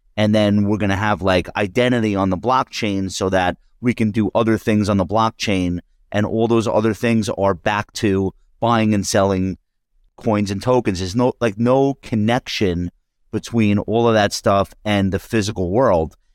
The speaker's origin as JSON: {"language": "English", "area": "Long Island", "region": "New York", "country": "United States", "said": "we're both from Long Island"}